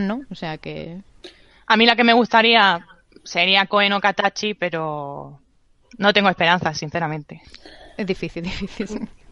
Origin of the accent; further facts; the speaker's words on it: Almería, Andalusia, Spain; yo soy de Almería, que a veces dudo si es España o no